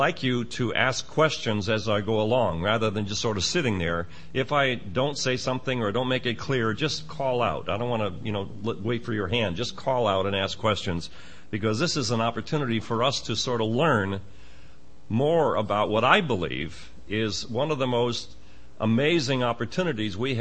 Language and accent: English; Schenectady, New York, United States; now in Maryland, United States; I'm from Maryland. I was raised in upstate New York and was raised in the Bellevue Assembly up in Schenectady